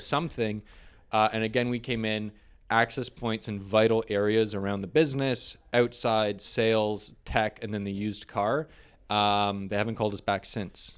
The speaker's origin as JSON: {"language": "English", "town": "St. Catharines", "region": "Ontario", "country": "Canada", "tie": "born or raised there", "also_born_or_lived": "Toronto", "said": "I grew up in Niagara, Saint Catharines. I was Saint Catharines born."}